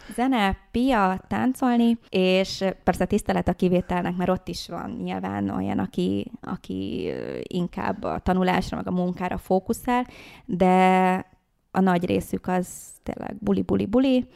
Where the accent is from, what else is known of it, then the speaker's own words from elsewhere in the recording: Hungary; Az anyukám a kubai, az apukám uh-huh. pedig a magyar, és én már itt születtem Magyarországon